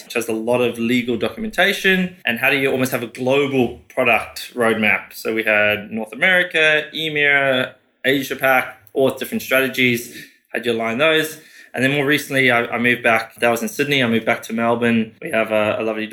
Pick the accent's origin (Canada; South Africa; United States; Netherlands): South Africa; moved away as an adult; also born or lived in United Kingdom; now in Australia; born and raised in South Africa, finished high school, went to the UK, worked there for 4 years